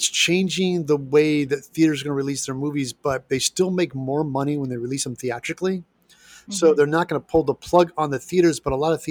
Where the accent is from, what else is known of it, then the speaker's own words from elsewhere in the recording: Midwest, United States; now in Los Angeles, United States; I grew up in the Midwest